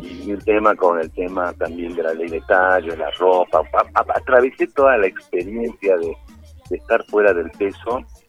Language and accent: Spanish; Peru; un recorrido por parte de mi infancia acá en Perú